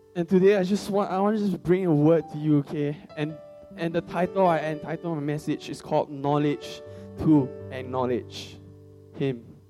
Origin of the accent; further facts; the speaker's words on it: Singapore; I'm from Singapore, okay. I, I'm not from China